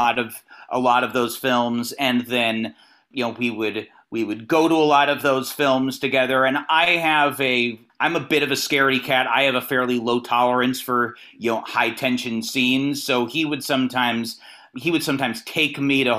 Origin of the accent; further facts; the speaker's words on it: Northern California, United States; moved away as an adult; now in Los Angeles, United States; I'm from the NorCal region originally